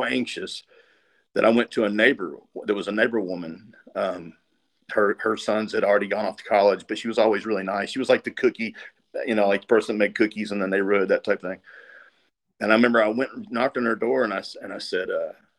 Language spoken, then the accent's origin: English; Tennessee, United States; also born or lived in California; My grandpa lived here